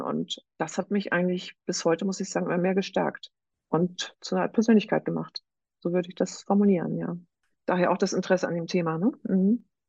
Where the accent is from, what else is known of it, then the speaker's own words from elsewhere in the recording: Northern Germany, Germany; Ich selber habe drei erwachsene Kinder und komme aus Norddeutschland.